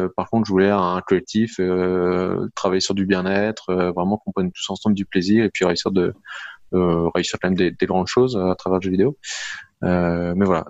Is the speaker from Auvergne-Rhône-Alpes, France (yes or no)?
no; Lille, Hauts-de-France, France; je suis lillois, donc j'habite dans la région lilloise